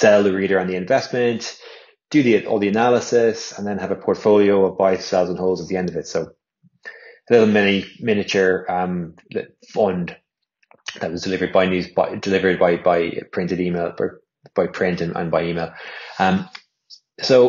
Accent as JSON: {"language": "English", "country": "Ireland", "also_born_or_lived": "London", "said": "come home back to Ireland"}